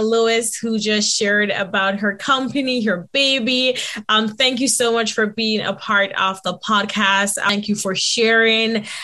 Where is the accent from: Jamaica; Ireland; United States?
Jamaica; moved away; my background growing up in Jamaica